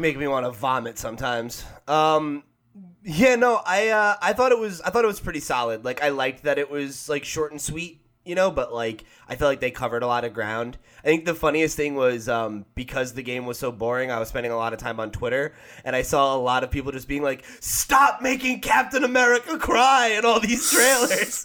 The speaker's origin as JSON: {"language": "English", "country": "United States", "said": "I'm an American"}